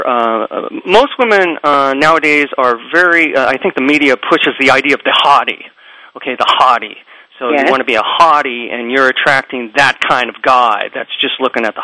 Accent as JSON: {"language": "English", "country": "United States", "said": "being Japanese American"}